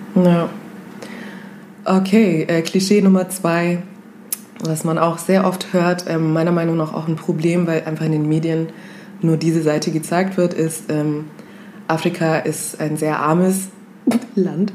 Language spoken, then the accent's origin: German; Kenya; moved away; wo kommst du her? Dann sage ich Kenia